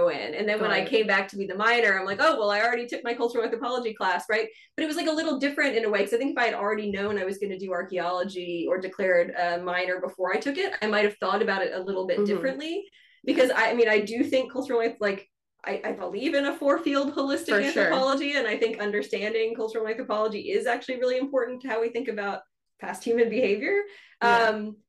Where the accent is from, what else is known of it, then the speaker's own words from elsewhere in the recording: Kentucky, United States; moved away as an adult; also born or lived in Illinois / Michigan / Germany / Alaska; I grew up in the rural South. The town that I grew up in Kentucky, had about, I think, 7,000 people when I lived there.